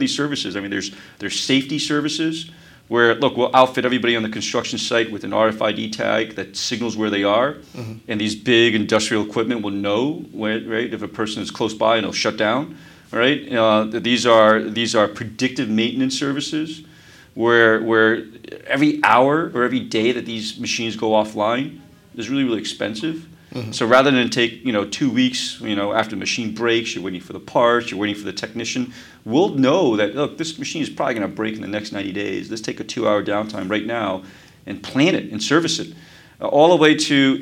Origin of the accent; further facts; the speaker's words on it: New York City, New York, United States; also born or lived in Taiwan; I actually grew up here in New York. I grew up in Brooklyn, right across the river.